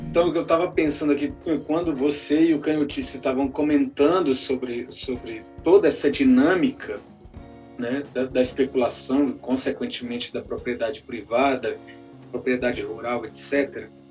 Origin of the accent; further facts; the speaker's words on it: Ceilândia, Federal District, Brazil; Feira do Ouro da Ceilândia, que é a minha quebrada